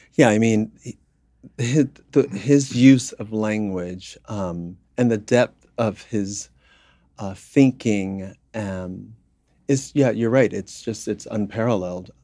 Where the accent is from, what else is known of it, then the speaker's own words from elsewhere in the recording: New York City, New York, United States; also born or lived in South Bronx; I was, uh, born in the South Bronx, uh, raised in Harlem